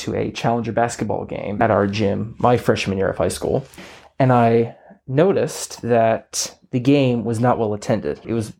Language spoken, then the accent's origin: English; Garden City, United States; I think I've had so many great opportunities, living here, going through the great sports programs, starting when I was like 5 through like Little League and Centennial Soccer